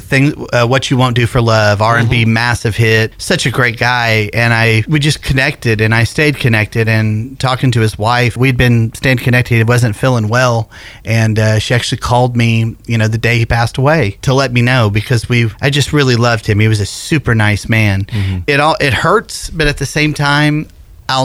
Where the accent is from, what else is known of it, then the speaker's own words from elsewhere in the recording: Sumner County, Tennessee, United States; it's my hometown